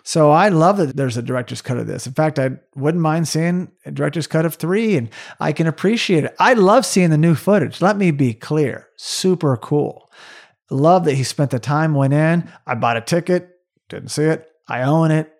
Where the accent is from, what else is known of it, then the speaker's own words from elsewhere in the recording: Tulsa, Oklahoma, United States; my hometown of Tulsa, Oklahoma